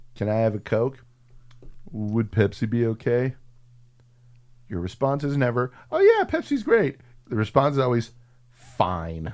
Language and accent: English; San Antonio, Texas, United States; that neighborhood I grew up in in San Antonio